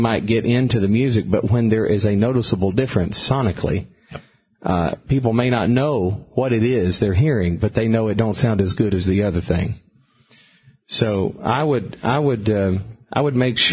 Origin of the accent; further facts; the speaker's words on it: Alabama, United States; now in Brentwood, United States; I grew up in Alabama